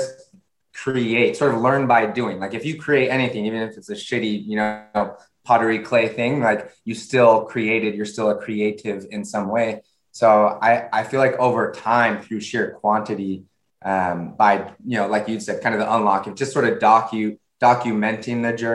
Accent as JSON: {"language": "English", "town": "San Diego", "region": "California", "country": "United States", "also_born_or_lived": "San Francisco Bay Area", "moved": "yes", "said": "I'm originally from San Diego, I moved up to the Bay Area in San Francisco."}